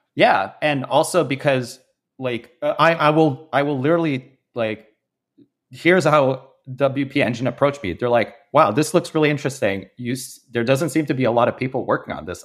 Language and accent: English; Canada; I'm Canadian